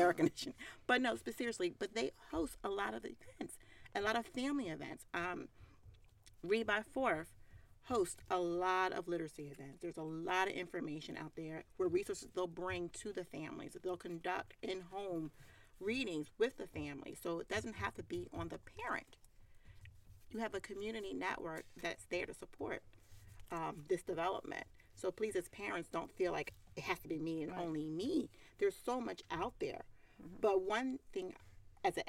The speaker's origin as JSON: {"language": "English", "town": "Philadelphia", "region": "Pennsylvania", "country": "United States", "accent": "Philly", "said": "the Philly in me says water. And the waitress said, oh, you speak Philly."}